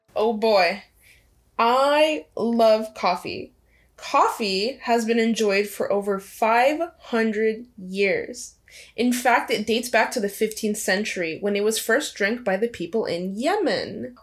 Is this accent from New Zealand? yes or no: no; Angola; moved away; when I was growing up, I lived in Angola